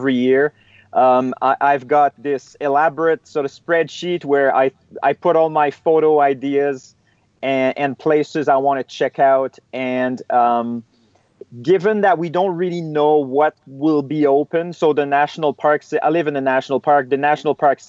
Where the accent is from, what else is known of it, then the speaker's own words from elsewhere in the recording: Eastern Canada, Canada; now in Canadian Rockies, Canada; I'm originally from Eastern Canada. And I've been based out of the West now in the Canadian Rockies for over 10 years.